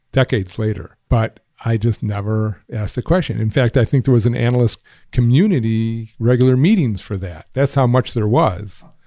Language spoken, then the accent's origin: English; Highland Park, Illinois, United States; I grew up in Highland Park. That's in the north shore of Chicago.